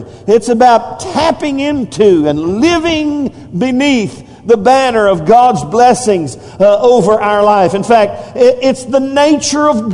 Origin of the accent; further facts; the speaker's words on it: United States; as American